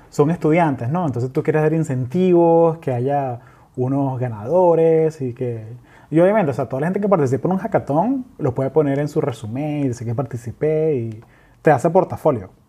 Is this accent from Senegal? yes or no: no; Venezuela; No, yo soy venezolano